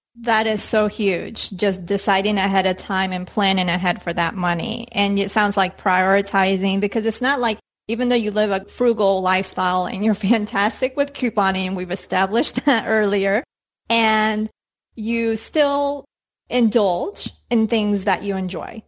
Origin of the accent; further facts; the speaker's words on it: Colombia; moved away; growing up in Colombia